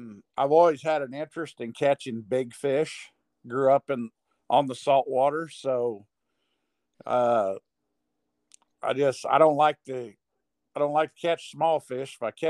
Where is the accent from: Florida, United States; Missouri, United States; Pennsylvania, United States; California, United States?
Missouri, United States; Moberly; I'm from Moberly, Missouri.